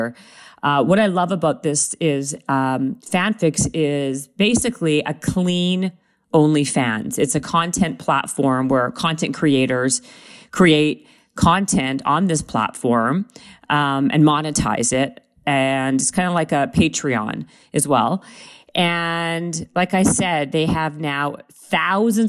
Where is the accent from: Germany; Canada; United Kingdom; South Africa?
Canada; I'm Canadian